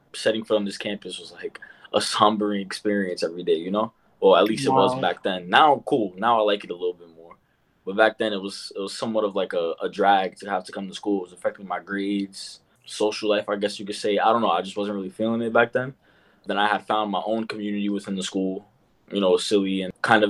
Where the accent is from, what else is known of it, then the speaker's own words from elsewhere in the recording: New York City, New York, United States; I'm born and raised in the Bronx, New York.